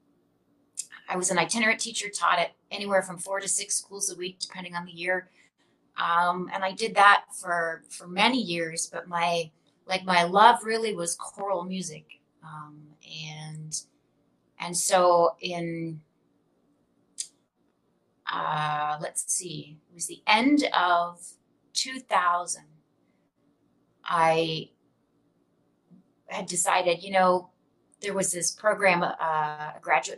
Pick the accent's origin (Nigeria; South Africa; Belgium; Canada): Canada; I grew up in Canada